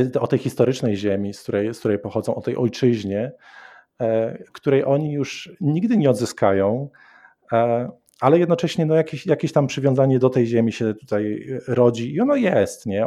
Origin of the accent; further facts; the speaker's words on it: Koszalin, West Pomeranian Voivodeship, Poland; now in Montana, United States; Ja pochodzę z Koszalina